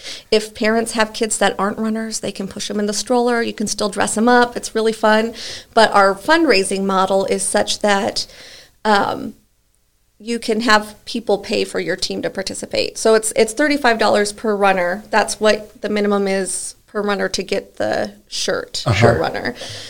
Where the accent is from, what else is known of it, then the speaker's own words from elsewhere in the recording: Omaha, Nebraska, United States; like I'm from Omaha, so even my family in Omaha can be like